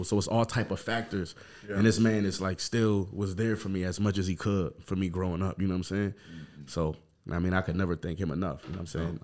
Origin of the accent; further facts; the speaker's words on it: Buffalo, New York, United States; I'm from Montana Avenue